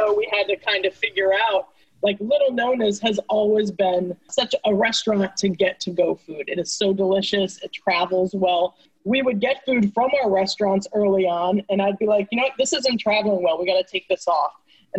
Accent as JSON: {"language": "English", "area": "the Poconos", "region": "Pennsylvania", "country": "United States", "tie": "born or raised there", "also_born_or_lived": "Wisconsin", "moved": "as an adult", "lives_now": "Philadelphia, United States", "said": "I grew up in the Poconos. I was born in Wisconsin, but I grew up in the Poconos."}